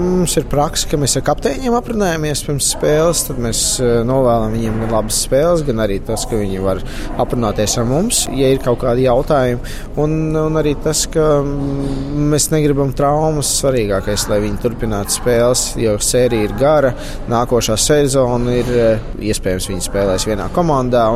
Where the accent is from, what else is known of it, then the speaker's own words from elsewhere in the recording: Latvia; Latvijas fināls, no kurienes es esmu nācis